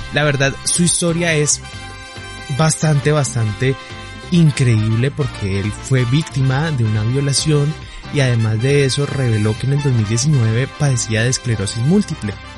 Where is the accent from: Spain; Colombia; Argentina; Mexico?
Colombia; accent: southern Colombian; soy colombiano